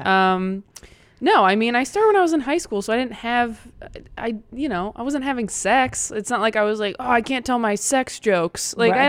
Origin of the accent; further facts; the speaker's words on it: Temecula, California, United States; I grew up in Temecula.